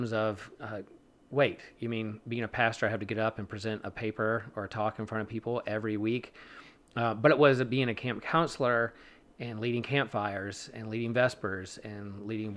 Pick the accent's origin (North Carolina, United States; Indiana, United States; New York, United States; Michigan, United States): North Carolina, United States; Wrightsville Beach; I grew up on the coast of Wrightsville Beach